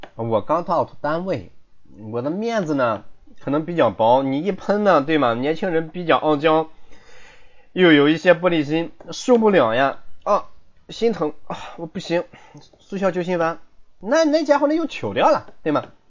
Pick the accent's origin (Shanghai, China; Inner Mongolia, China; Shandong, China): Shandong, China; 我不是温州人，我是山东人，我是山东人。所以说我这个普通话也不怎么标准